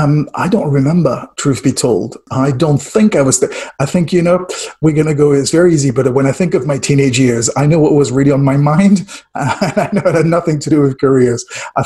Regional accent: France; But I'm French. I grew up in France.

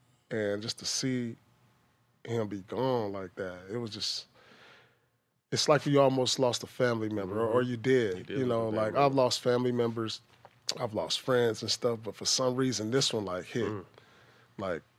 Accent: Oakland, California, United States; also born or lived in Inglewood; Yeah. So I was born in Oakland. Yeah, my two oldest brothers, they played ball too. They went to Fremont High School. But then we moved out from Oakland.

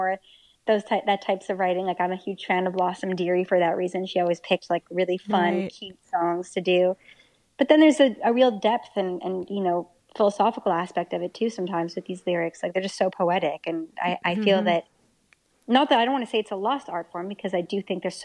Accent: Montreal, Quebec, Canada; my hometown of Montreal

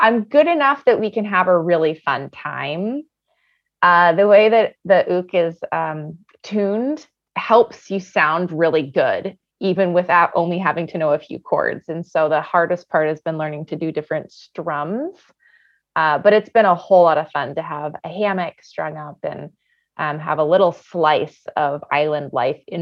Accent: central Washington State, United States; moved away; also born or lived in Atlanta; I grew up in a fairly small rural area in the geographic center of Washington State

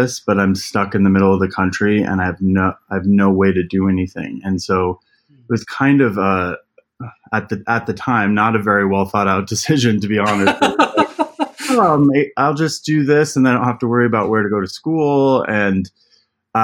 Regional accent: Elizabeth, Colorado, United States; I was born and raised in Colorado. So I grew up in Elizabeth, Colorado

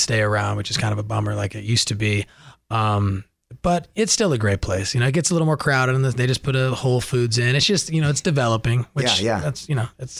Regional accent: Malibu, California, United States; Who I grew up with in Malibu.

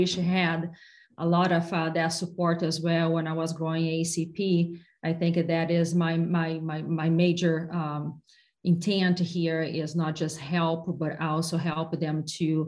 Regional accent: Brazil; English is a second language; moved away as an adult; also born or lived in capital of the south of Brazil; now in United States; I come from Brazil and I lived until I was 16 years old in a really tiny town in the middle of nowhere in Brazil

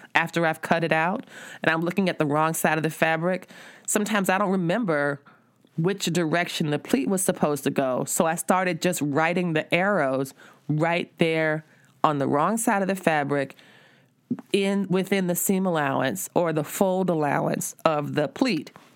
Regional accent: South Florida, United States; I'm from South Florida

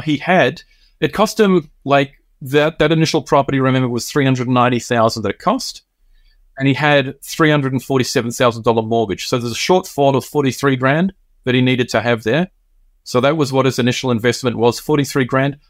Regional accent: New Zealand; now in Tokyo, Japan; I'm originally Kiwi.

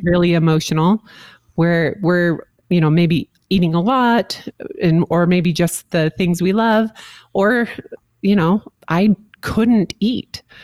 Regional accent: St. George, Utah, United States; moved away; my hometown of St. George, Utah

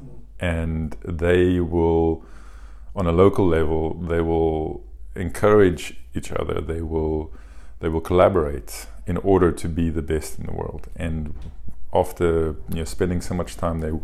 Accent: South Africa; we are from South Africa, and we don't have the facilities and the money

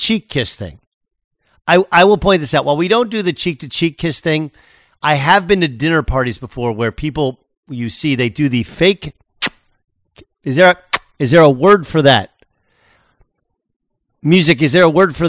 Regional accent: United States; I was raised in America.

